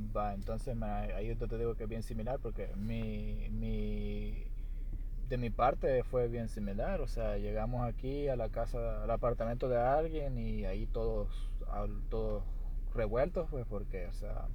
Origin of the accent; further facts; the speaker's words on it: El Salvador; now in United States; soy del Salvador